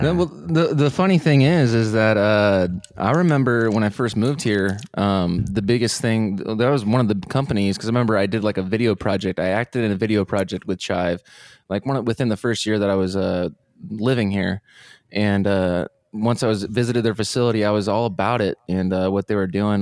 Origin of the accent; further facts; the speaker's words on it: Fort Wayne, Indiana, United States; moved away as an adult; now in Austin, United States; I'm originally from Fort Wayne